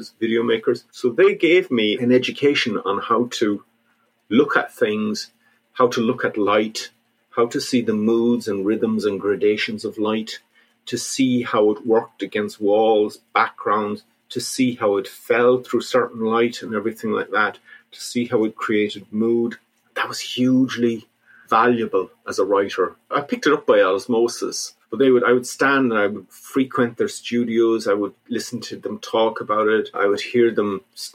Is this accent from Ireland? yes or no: yes; North Mayo, Connacht, Ireland; also born or lived in London; we used to come home in the summer to visit my mum's place in North Mayo